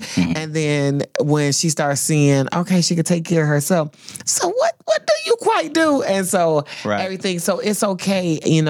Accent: Flint, Michigan, United States; I'm from Flint, Michigan, and so General Motors is like really huge, right?

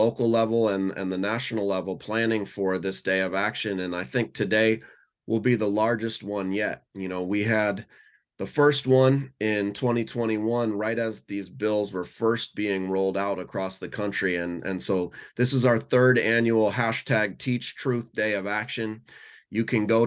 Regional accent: Seattle, Washington, United States; rallying from my hometown here in Seattle

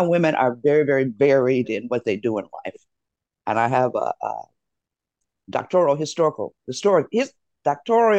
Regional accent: Detroit, Michigan, United States; my hometown of Detroit

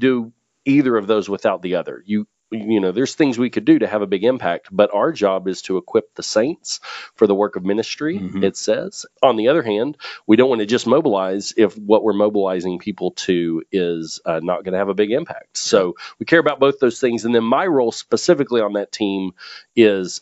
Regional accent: Kaufman, Texas, United States; also born or lived in Farmers Branch, Texas; I grew up in the Dallas area, out sort of in the country, in a town or near a town called Kaufman.

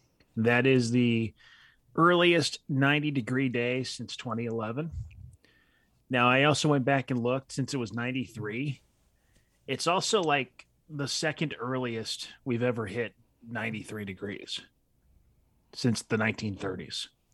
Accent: California, United States; I grew up in Southern California. I'm no stranger to heat

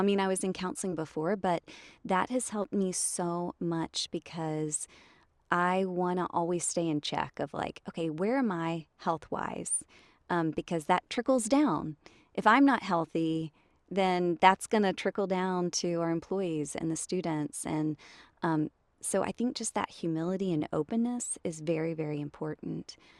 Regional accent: Jonesboro, Georgia, United States; also born or lived in Riverdale, Georgia / Tennessee; I grew up in Atlanta, or just south of Atlanta. So I was born in Riverdale, and then grew up a l, uh, like, in middle school or so in Jonesboro.

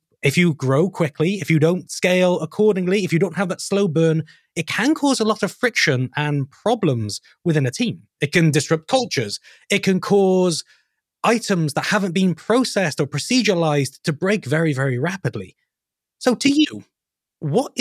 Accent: United Kingdom; myself and Mark, we're both British of some form.

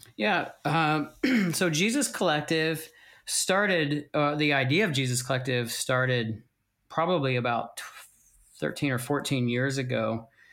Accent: United States; moved away as an adult; also born or lived in Pennsylvania; now in Welland, Canada; We are from the States. We moved here to Welland seven years ago

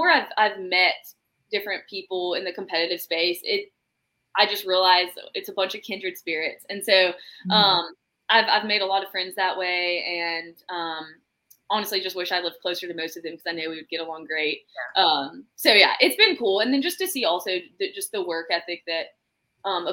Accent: Birmingham, Alabama, United States; I'm from Birmingham, Alabama.

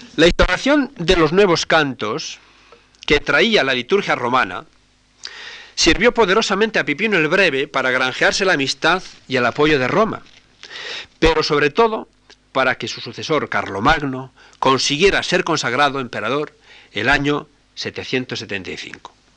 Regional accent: Spain; cuando salimos fuera de España

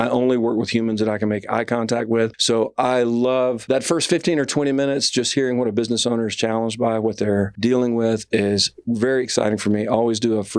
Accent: Alabama, United States; I'm from Alabama

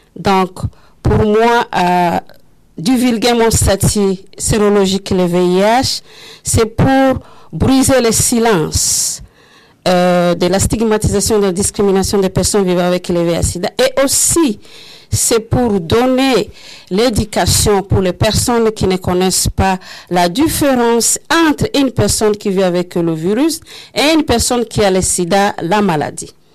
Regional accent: Rwanda; moved away as an adult; now in Canada; Je viens de l'Afrique, mon pays c'est le Rwanda. Euh, je suis venue ici au Canada en 2006

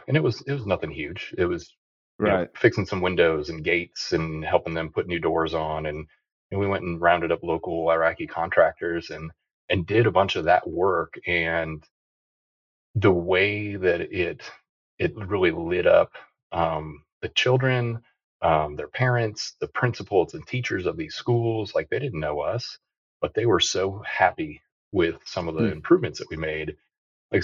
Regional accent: Quincy, Illinois, United States; moved away as an adult; I grew up in Illinois, West Central Illinois, a little town named Quincy

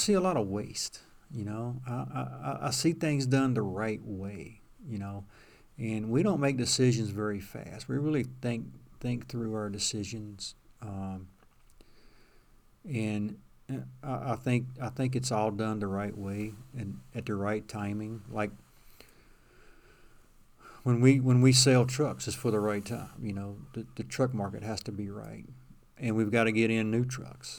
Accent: Danville, Virginia, United States; I'm from Danville, Virginia

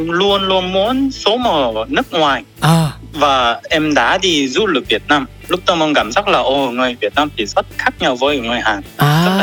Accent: South Korea; Vietnamese is a second language; moved away as an adult; now in Vietnam; Mình là người Hàn, nhưng mà mình rất thích đất nước Việt Nam thì muốn sống ở Việt Nam và làm việc ở Việt Nam

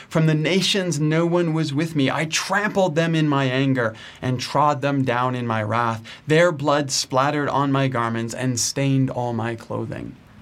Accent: Canada; I'm Canadian

